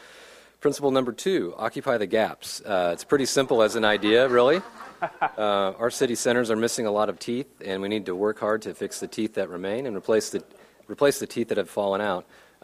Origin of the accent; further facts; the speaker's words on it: Kansas City, United States; And so I'm from Kansas City, and it's just really great to be here.